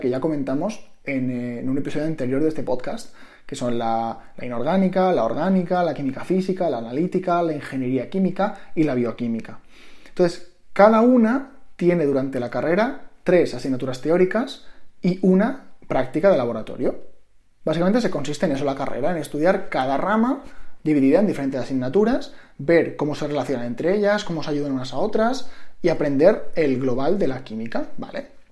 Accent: Mallorca, Balearic Islands, Spain; moved away as an adult; also born or lived in Madrid; Yo soy de Mallorca, siempre vivía con mis padres, tenía mi grupo de amigos

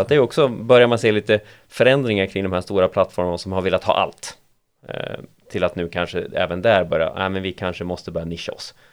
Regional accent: Sweden; Vi är svenskar

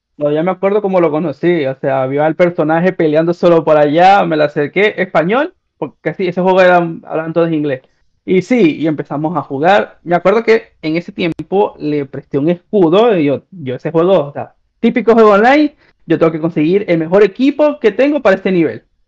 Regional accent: Venezuela; moved away as an adult; also born or lived in Peru; now in Chile; yo me fui de Venezuela a Perú

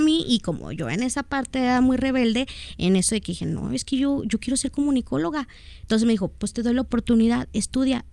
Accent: Guadalajara, Jalisco, Mexico; soy de aquí de Guadalajara, Jalisco.

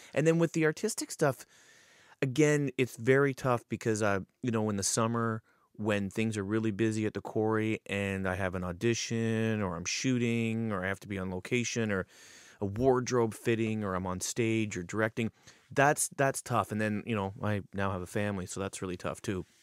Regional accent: Paris, Ontario, Canada; born and raised in Paris

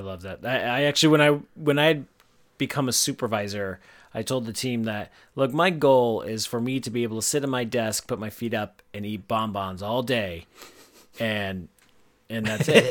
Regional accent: United States; We're Americans

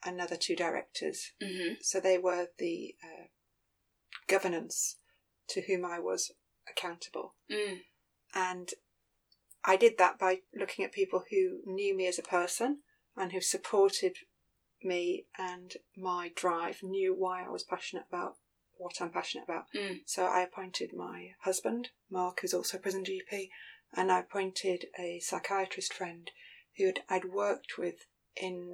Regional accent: Hull, Yorkshire and the Humber, United Kingdom; moved away as an adult; also born or lived in Philippines; now in London, United Kingdom; born and bred in Hull, Yorkshire

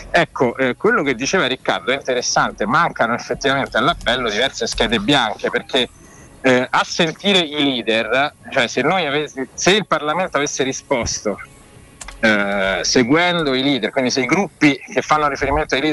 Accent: Rome, Lazio, Italy; born there; Senti, io sono nato a Rione Monti

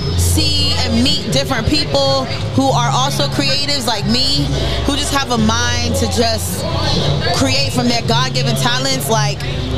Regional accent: Pawtucket, Rhode Island, United States; But I've been away from Rhode Island for a minute.

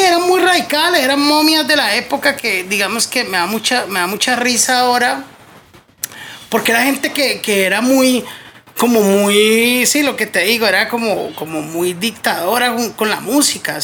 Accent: Cali, Valle del Cauca, Colombia; also born or lived in Zarzal, Valle del Cauca; mi familia es de un pueblo, de Zarzal Valle, entonces yo también oh. crecí escuchando a música, siendo caleño

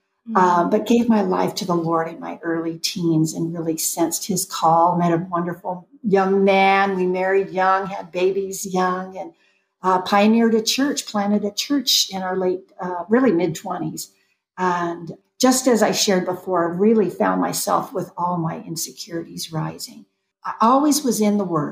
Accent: Southern California, United States; I am a Southern California girl through and through.

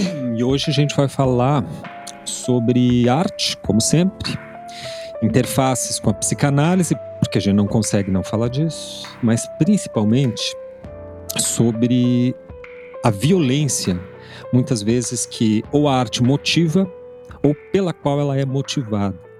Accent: Lages, Santa Catarina, Brazil; now in Rio Grande do Sul, Brazil; no interior de Santa Catarina, eu nasci em Lages

